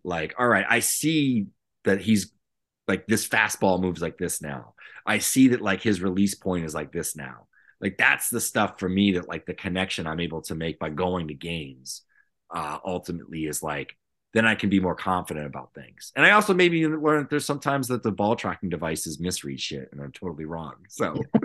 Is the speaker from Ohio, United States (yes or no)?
no; right outside the Cape Cod League, Massachusetts, United States; I grew up right outside the Cape Cod League